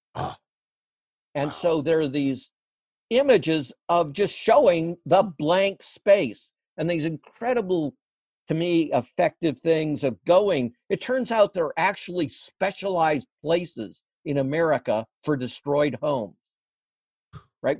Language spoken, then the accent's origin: English; Midwest, United States; I grew up in the Midwest